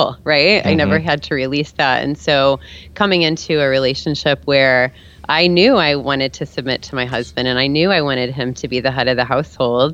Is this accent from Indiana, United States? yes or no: yes; Fort Wayne, Indiana, United States; also born or lived in Canada; I was raised in Fort Wayne